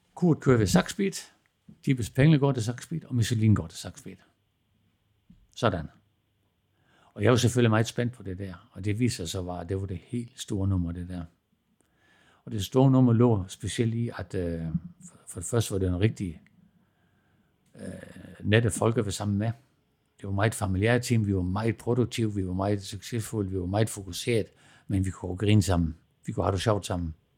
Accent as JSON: {"language": "Danish", "area": "Southern Jutland", "region": "Southern Denmark", "country": "Denmark", "tie": "born or raised there", "also_born_or_lived": "Germany", "moved": "as an adult", "said": "vi begyndte at skrue med knaller og kørte hjem i grusgravene hjemme i Sønderjylland"}